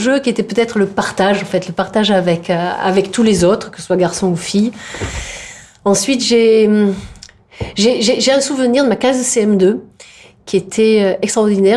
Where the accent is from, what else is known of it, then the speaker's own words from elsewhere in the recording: Provence-Alpes-Côte d'Azur, France; also born or lived in Indre-et-Loire; il n'y en a pas chez nous en Provence